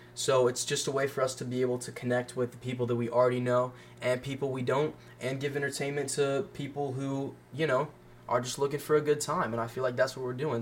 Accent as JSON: {"language": "English", "town": "Franklin", "region": "Tennessee", "country": "United States", "tie": "born or raised there", "also_born_or_lived": "Tallahassee, Florida", "said": "at the ripe age of five, my parents decided for some reason to pick up everything we had and move to Franklin, Tennessee. And I've been here for the past 13 years."}